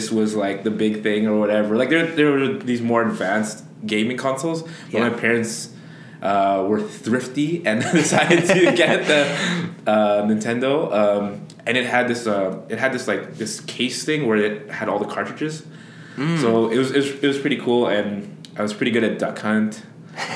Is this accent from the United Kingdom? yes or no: no; Winnipeg, Manitoba, Canada; I was born in 1990 and grew up in the North End